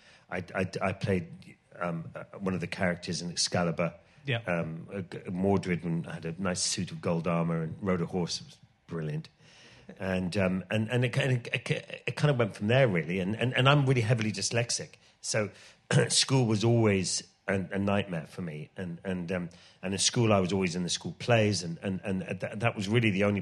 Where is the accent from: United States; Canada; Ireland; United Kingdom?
Ireland; moved away; it was funny growing up in Ireland because we grew up in the middle of the countryside in Ireland